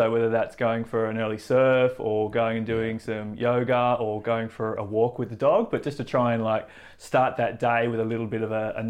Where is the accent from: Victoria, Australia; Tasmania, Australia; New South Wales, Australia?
New South Wales, Australia; Central Coast; where I grew up on the Central Coast is 25 acres of bush.